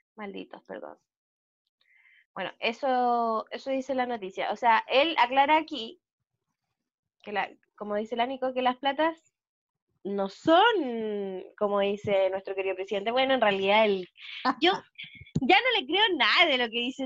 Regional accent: Chile; nosotros como chilenos

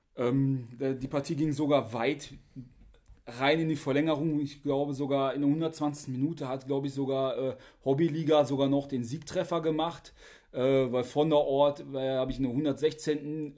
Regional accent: Oberhausen, North Rhine-Westphalia, Germany; ich komme aus Oberhausen

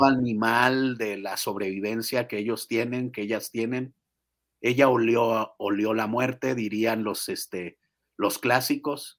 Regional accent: Chihuahua, Mexico; now in Mexico City, Mexico; soy de Chihuahua

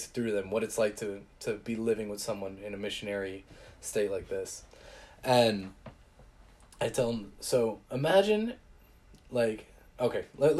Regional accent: Texas, United States; I'm from Texas. It's flat as heck.

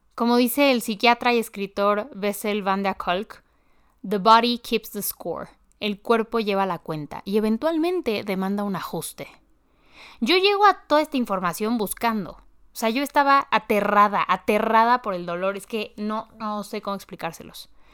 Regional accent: Mexico; en mi país, en México

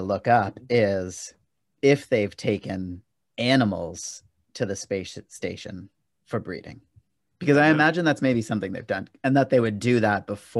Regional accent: Canada; Know him because I'm Canadian?

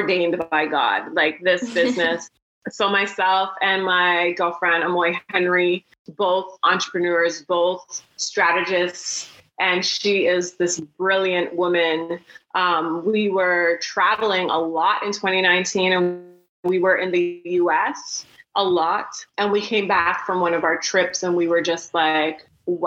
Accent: Toronto, Ontario, Canada; we're from Toronto

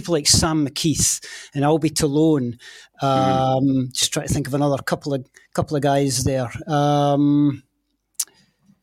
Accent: Scotland, United Kingdom; as a Scot

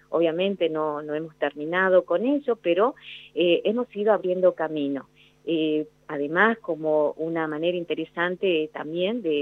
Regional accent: Jujuy, Argentina; moved away as an adult; now in Tucumán, Argentina; Jujuy. Me vine acá a la universidad a estudiar cuando tenía 18 años. Eh, no fue fácil porque en un pueblo donde yo nací, en estamos hablando de la década de los años 80

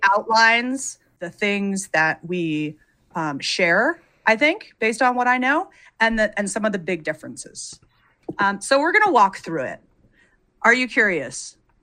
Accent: United States; I'm American

